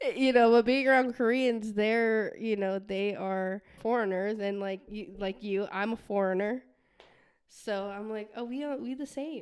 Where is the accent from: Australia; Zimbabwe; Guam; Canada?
Guam; I'm from Guam, um, and my family's from Palau